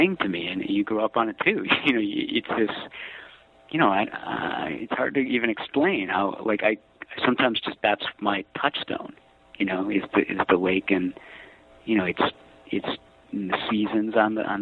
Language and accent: English; Highland Park, Illinois, United States; moved away as an adult; also born or lived in Chicago, United States; now in San Francisco, United States; I grew up in Highland Park, which is a beautiful suburb on the lake